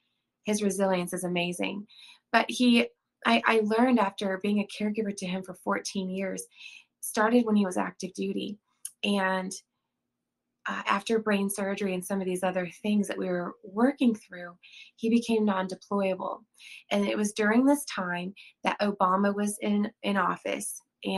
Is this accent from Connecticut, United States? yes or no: no; Austin, Texas, United States; born there; now in South Carolina, United States; I'm a native Texan. I was born in Austin. I did not grow up there. I moved around quite a bit.